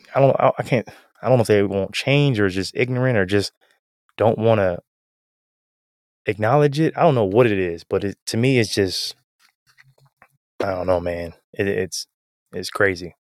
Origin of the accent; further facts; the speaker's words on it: Canton, Ohio, United States; I'm from Canton, so we're both some, some Ohioans